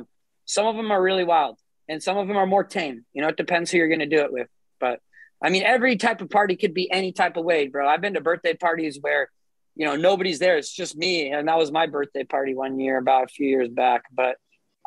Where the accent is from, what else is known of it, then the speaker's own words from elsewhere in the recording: Santa Cruz, California, United States; Santa Cruz in my hometown